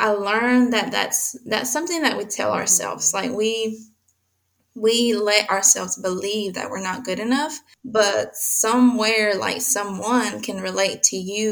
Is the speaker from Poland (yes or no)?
no; Mexico; I was born in Mexico